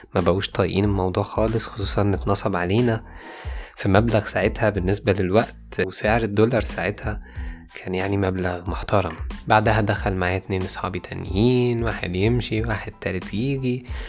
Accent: Egypt; بتاعنا كمصريين

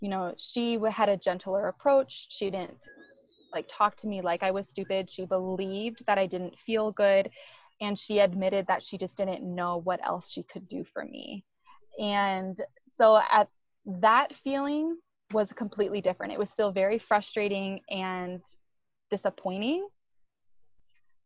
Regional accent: Iowa, United States; I grew up in Iowa

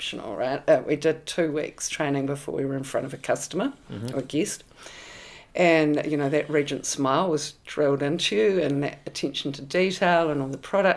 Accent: Auckland, New Zealand; moved away as an adult; I was born in Hume Bay in Whanganui Avenue, which is like old villa sort of Ponsonby

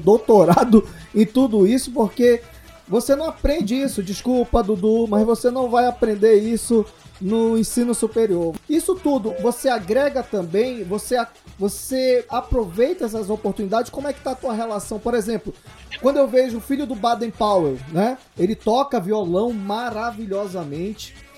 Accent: Manaus, Amazonas, Brazil; eu sou de Manaus

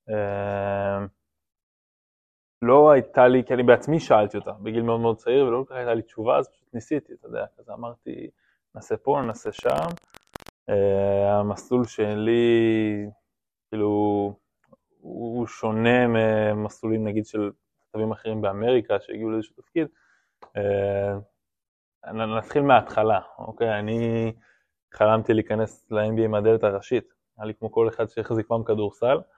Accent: Rome, Lazio, Italy; born there; also born or lived in Ireland; אני אוהד רומא ומאוד מתחבר לכדורגל האיטלקי, נולדתי ברומא, אז התחלתי מהכיוון הזה בכלל. אה, ובגלל שגרתי באירלנד, שזה צמוד לאנגליה

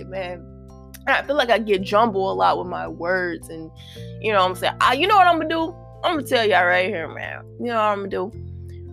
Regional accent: St. Louis, Missouri, United States; St. Louis, right? Because that's my hometown

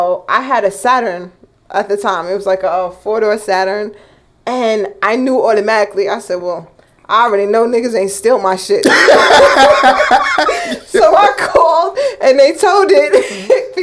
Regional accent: New York City, New York, United States; also born or lived in South Jamaica, Queens; I grew up in Laurelton. Now I live in Southside

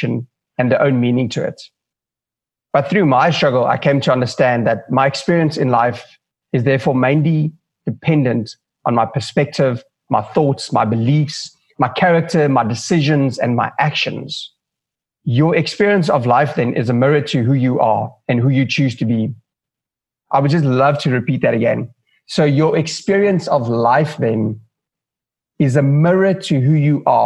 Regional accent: Johannesburg, Gauteng, South Africa; moved away as an adult; now in Cape Town, South Africa; I was born and raised in Johannesburg

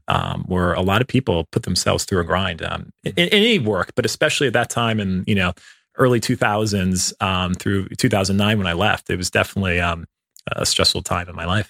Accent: Cleveland, Ohio, United States; I grew up in the Midwest. Um, I, uh, in Cleveland, Ohio, in a suburb outside

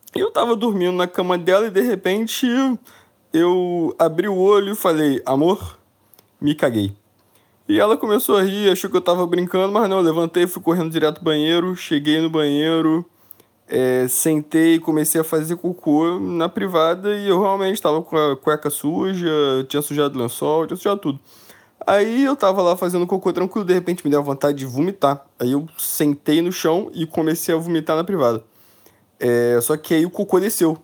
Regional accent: Niterói, Rio de Janeiro, Brazil; now in São Paulo, Brazil; eu sou de Niterói, fui morar em São Paulo.

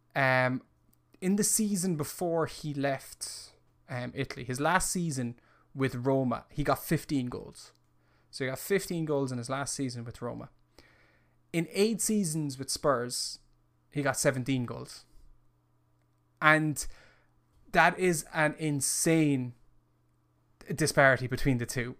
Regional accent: Ireland; as an Irishman

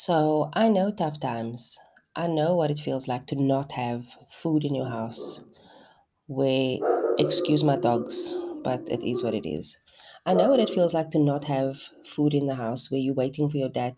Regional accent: Cape Town, Western Cape, South Africa; also born or lived in Heideveld, Cape Town / Hout Bay; born and raised for the most part in Mitchell's Plain on the Cape Flats

